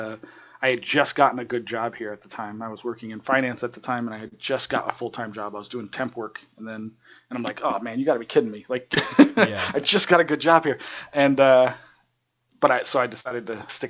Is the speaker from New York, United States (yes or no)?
yes; New York, United States; now in Las Vegas, United States; I'm from New York.